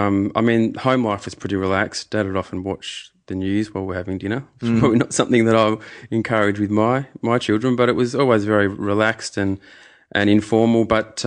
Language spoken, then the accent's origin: English; Adelaide, South Australia, Australia; also born or lived in Bristol; I was born in Adelaide.